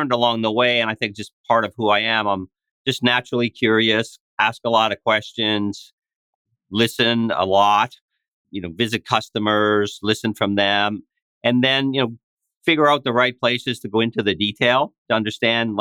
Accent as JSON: {"language": "English", "area": "East Coast Canada", "region": "Atlantic Canada", "country": "Canada", "tie": "born or raised there", "moved": "as an adult", "lives_now": "United States", "said": "I grew up in East Coast Canada in a small town"}